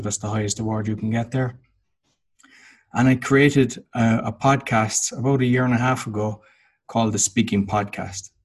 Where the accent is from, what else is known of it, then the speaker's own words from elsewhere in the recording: Cork, Munster, Ireland; moved away as an adult; now in Łódź, Poland; I'm Irish. I'm from Cork in Ireland. And in 2007, I moved to Łódź in Poland, and I've been living there ever since.